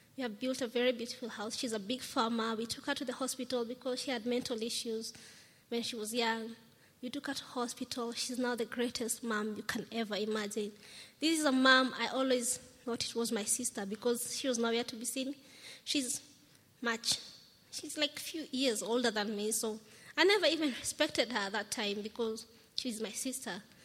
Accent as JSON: {"language": "English", "region": "Nairobi", "country": "Kenya", "tie": "born or raised there", "said": "I'm from Kenya. I'm a firstborn of six children. I'm 29 years old"}